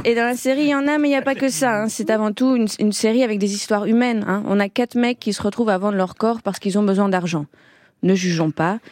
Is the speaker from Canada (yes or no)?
no; Belgium; moi, je viens de Belgique